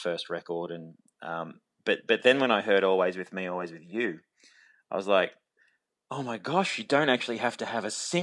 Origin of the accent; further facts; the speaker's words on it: Forbes, New South Wales, Australia; I grew up in Forbes.